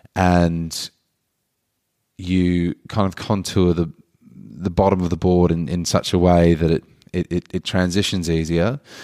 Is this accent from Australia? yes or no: yes; Australia; as an Australian